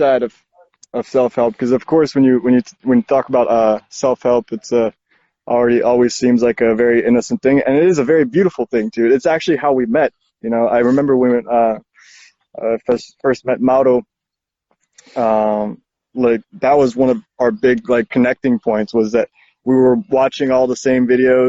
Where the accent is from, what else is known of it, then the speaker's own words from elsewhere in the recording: Mexico; born there; also born or lived in Brazil; people say, yeah, but where were you born? And I'm like, well, I was born in Mexico.